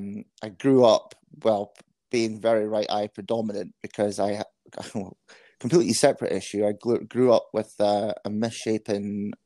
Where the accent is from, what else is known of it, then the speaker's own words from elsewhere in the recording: Scotland, United Kingdom; also born or lived in Netherlands; so was born in Holland, but as my accent might give away, I grew up in Scotland. So we moved over to Scotland when I was 2 years old.